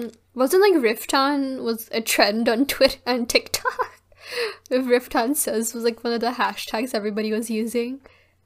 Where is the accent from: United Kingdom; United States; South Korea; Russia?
South Korea; moved away; I grew up in Korea